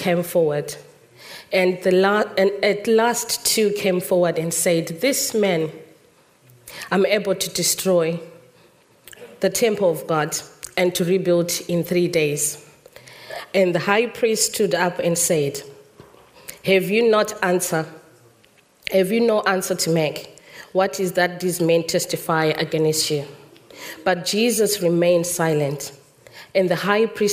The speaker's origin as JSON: {"language": "English", "country": "Zimbabwe", "tie": "born or raised there", "moved": "yes", "said": "In our Zimbabwean culture, I was born in Zimbabwe"}